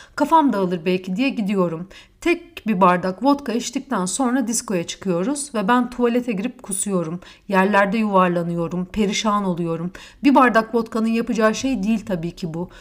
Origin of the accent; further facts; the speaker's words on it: Istanbul, Turkey; ben İstanbulluyum. Bizde misafire hesap ödetilmez.